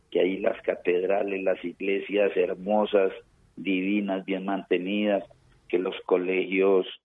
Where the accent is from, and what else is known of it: Colombia; now in Manizales, Colombia